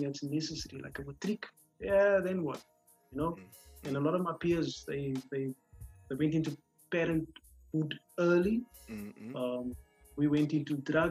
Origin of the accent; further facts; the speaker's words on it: Cape Town, Western Cape, South Africa; I was growing up in Kelsra, in the northern parts of the Cape Flats